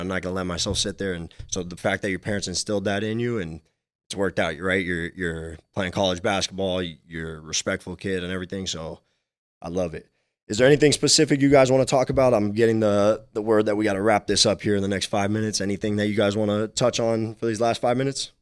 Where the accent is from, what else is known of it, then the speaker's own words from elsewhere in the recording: Miami, Florida, United States; I was super young and I was growing up in Miami